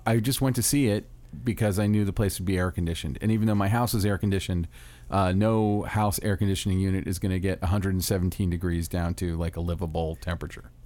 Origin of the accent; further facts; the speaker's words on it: Orlando, Florida, United States; my hometown of Orlando, Florida